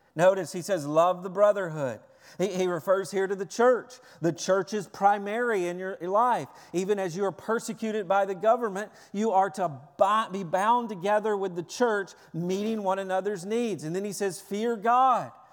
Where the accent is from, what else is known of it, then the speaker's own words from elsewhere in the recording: Tennessee, United States; I'm from Tennessee. Everybody parks in the front yard.